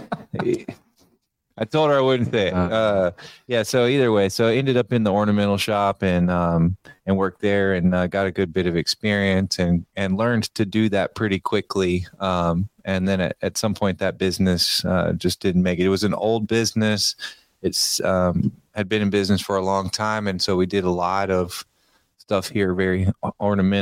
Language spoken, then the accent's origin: English; Memphis, Tennessee, United States; I'm from Memphis, Tennessee. I've been here for most of my life